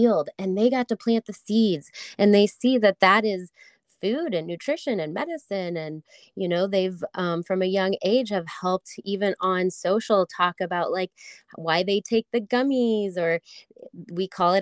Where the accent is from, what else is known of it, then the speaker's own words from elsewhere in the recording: St. Louis, Missouri, United States; moved away as an adult; also born or lived in Colorado; I grew up in St. Louis